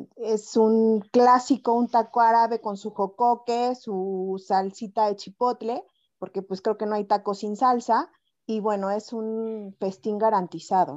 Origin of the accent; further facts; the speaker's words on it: Puebla, Mexico; poblanísima, auténticamente poblanísima